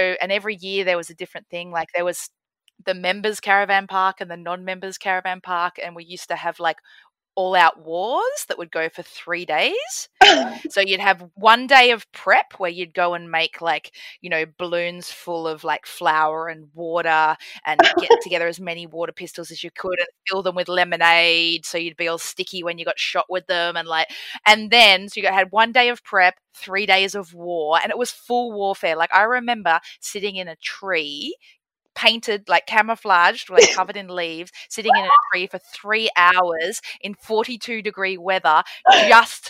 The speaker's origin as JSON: {"language": "English", "area": "Mornington Peninsula", "region": "Victoria", "country": "Australia", "tie": "born or raised there", "also_born_or_lived": "Melbourne", "moved": "yes", "lives_now": "Sydney, Australia", "said": "I grew up on the Mornington Peninsula down in Victoria"}